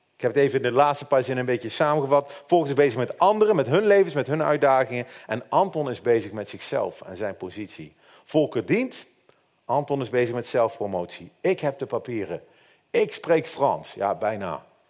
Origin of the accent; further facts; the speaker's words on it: Netherlands; En als Nederlander hebben wij van nature altijd heel makkelijk heel veel kritiek op leiding.